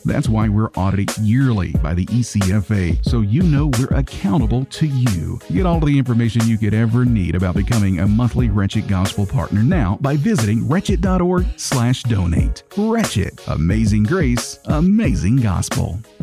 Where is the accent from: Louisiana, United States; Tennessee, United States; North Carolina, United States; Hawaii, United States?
Tennessee, United States; I'm from Tennessee